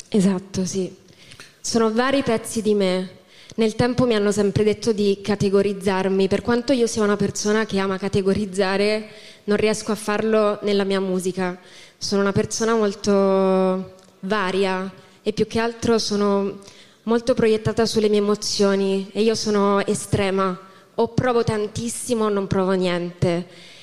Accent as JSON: {"language": "Italian", "town": "Lucca", "region": "Tuscany", "country": "Italy", "lives_now": "Pisa, Italy", "said": "io sono di Lucca, in realtà non sono di Pisa."}